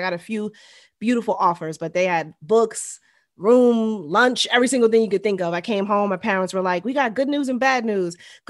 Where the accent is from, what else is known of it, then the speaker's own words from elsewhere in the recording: New York City, New York, United States; also born or lived in Monterey, California / West Germany / Baltimore; we lived in what was then West Germany. Show my real age. And then and then I mostly grew up in Queens.